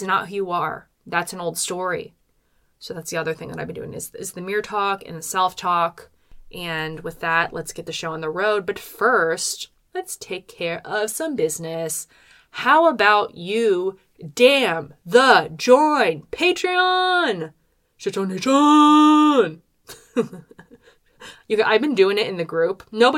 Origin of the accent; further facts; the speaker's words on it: Philadelphia suburbs, Pennsylvania, United States; I'm from the Philadelphia suburbs.